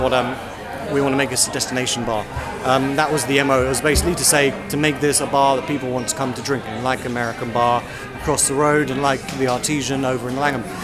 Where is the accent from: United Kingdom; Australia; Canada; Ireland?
United Kingdom; London; also born or lived in Westminster; I grew up in Southeast London.